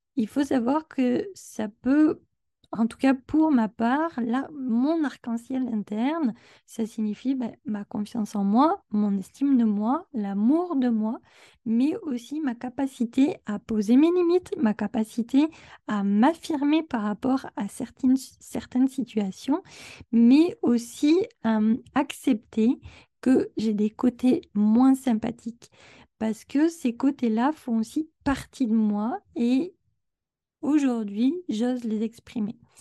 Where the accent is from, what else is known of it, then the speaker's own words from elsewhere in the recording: France; now in Quebec, Canada; J'habite au Québec, mais je suis française